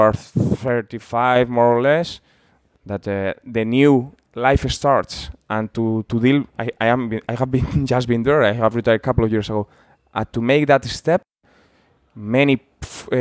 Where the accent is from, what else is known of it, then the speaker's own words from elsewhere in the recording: San Sebastián, Basque Country, Spain; English is a second language; moved away as an adult; also born or lived in Liverpool, United Kingdom; my hometown team